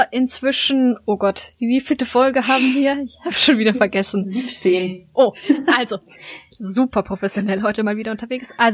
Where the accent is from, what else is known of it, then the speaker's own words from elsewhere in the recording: Cologne, North Rhine-Westphalia, Germany; naja, ganz eigentlich bin ich ja Kölnerin